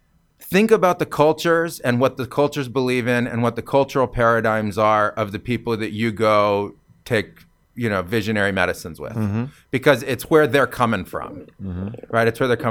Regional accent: California, United States; because I came from California

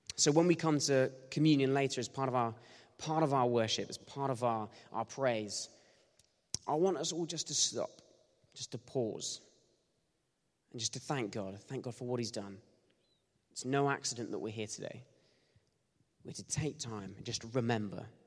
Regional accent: Bournemouth, South West England, United Kingdom; I grew up in Bournemouth

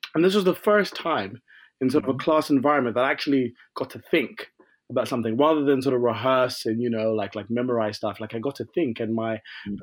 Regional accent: Croydon, London, United Kingdom; I'm from Croydon in London

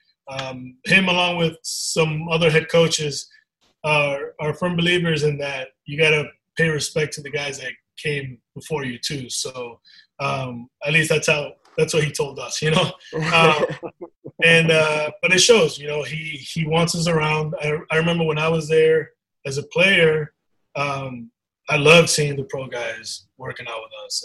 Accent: New York, United States; also born or lived in Dominican Republic; I was born in the Dominican, but my mom and I came over when I was one. So, like I said, all my life I grew up in New York

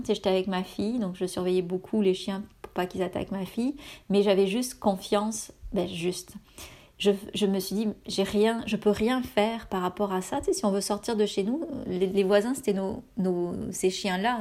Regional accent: France; moved away as an adult; now in Canada

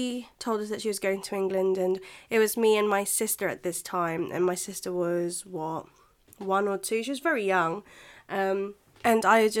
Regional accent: Philippines; English is a second language; now in United Kingdom; So a lot of you voted for me to talk about what it's like being a Filipina here in the UK.

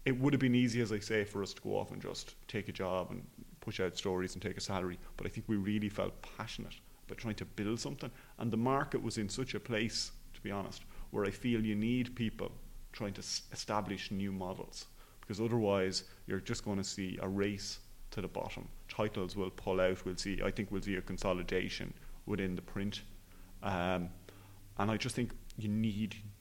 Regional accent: Enniscorthy, Leinster, Ireland; I'm from Enniscorthy in Wexford

